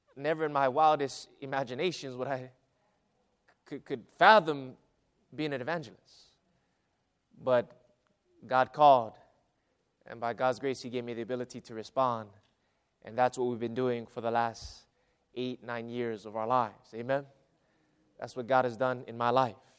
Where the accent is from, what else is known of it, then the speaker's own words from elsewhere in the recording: Hawaii, United States; moved away as an adult; also born or lived in Arizona / Central California; now in California, United States; my hometown. Now, I didn't, I didn't live in a huge city or anything, but it was a, a country, uh, town in, in, uh, in Hawaii